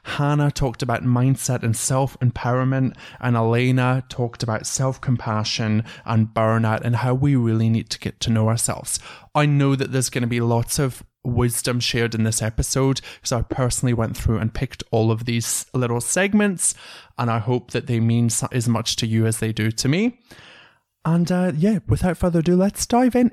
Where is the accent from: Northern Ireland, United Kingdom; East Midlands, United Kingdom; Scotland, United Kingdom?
Scotland, United Kingdom; now in Australia; from Scotland